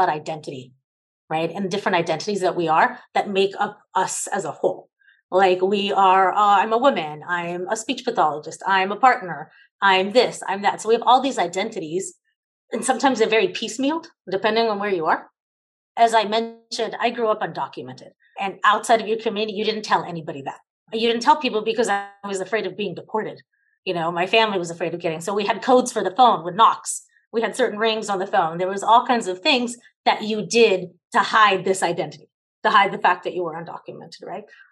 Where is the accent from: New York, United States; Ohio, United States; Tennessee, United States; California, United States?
California, United States; Los Angeles; also born or lived in El Salvador; My family brought me here to the United States when I was 5. We immigrated with every other Salvadorian who was running from the Civil War in the late 70s and the early 80s. We followed the migration pattern and ended up in Los Angeles, California